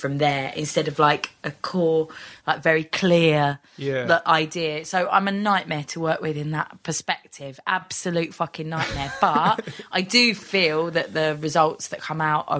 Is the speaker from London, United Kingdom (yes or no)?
yes; Bromley, London, United Kingdom; born or raised there